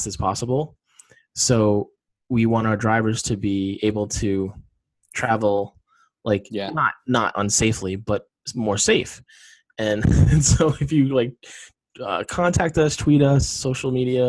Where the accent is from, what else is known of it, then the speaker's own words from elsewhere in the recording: East Coast, United States; now in West Coast, United States; I'm from the East Coast